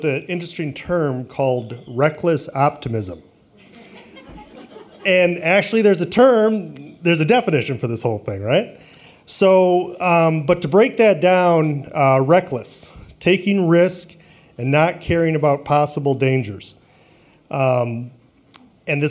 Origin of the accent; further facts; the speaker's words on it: Traverse City, Michigan, United States; moved away as an adult; also born or lived in Detroit / Long Island / Texas; growing up in Traverse City